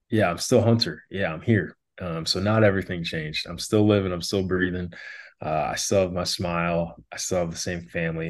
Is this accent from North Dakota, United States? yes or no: yes; Wishek, North Dakota, United States; now in Arizona, United States; I'm originally from Wishick, North Dakota, uh, a town of about a thousand people in South Central part of the state.